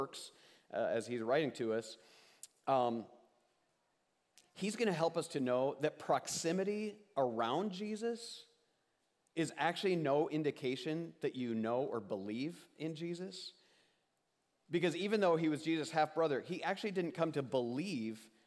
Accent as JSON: {"language": "English", "town": "Osage", "region": "Iowa", "country": "United States", "tie": "born or raised there", "said": "my hometown and little rural upbringing"}